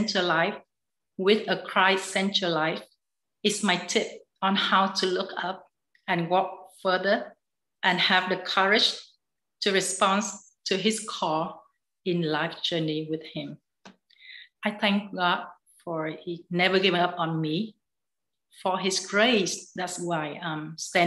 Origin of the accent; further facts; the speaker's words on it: Vietnam; My home country is Vietnam